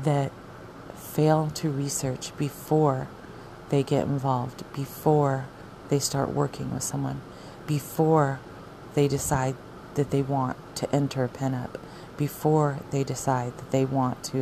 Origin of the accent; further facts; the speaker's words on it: Arizona, United States; moved away; I'm from Arizona